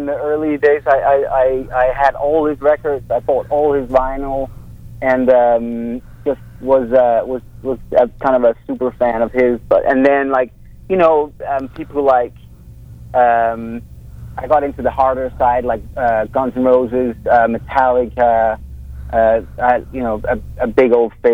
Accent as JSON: {"language": "English", "town": "Copenhagen", "region": "Capital Region of Denmark", "country": "Denmark", "tie": "born or raised there", "moved": "yes", "lives_now": "Los Angeles, United States", "said": "I'm from Copenhagen"}